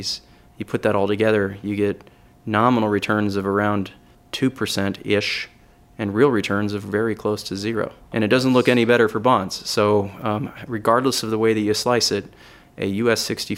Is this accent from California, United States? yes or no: yes; California, United States; Yeah, so just quickly on me, I'm from California.